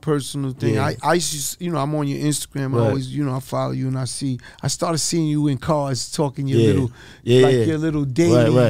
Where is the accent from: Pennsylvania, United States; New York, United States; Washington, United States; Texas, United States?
New York, United States; New York City; I'm from Hollis, Queens.